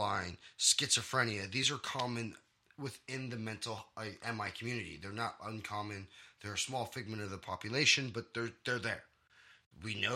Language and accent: English; Chicagoland, Illinois, United States; some of the schools I grew up with around Chicagoland